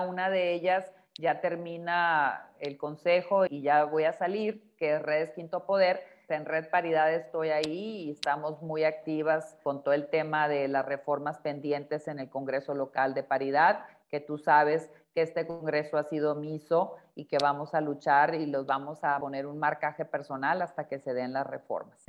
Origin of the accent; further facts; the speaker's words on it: Sinaloa, Mexico; moved away; en el estado de Sinaloa, que es donde yo nací y allá está la casa donde yo crecí